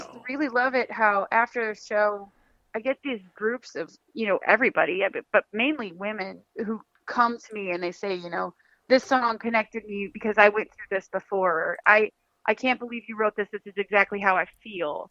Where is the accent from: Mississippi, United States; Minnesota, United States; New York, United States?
Minnesota, United States; Minneapolis; my hometown